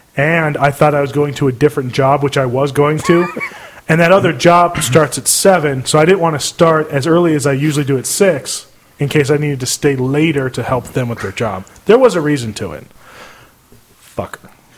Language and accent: English; Scotland, United Kingdom; now in United States; I'm Scottish. I can say